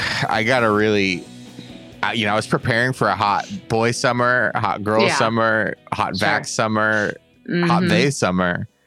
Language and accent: English; United States; I'm American.